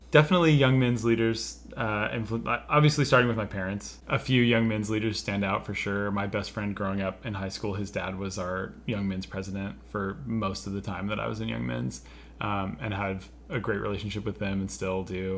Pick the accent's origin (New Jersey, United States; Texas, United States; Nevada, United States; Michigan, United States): Nevada, United States; Minden; I grew up in a small town in northern Nevada called Minden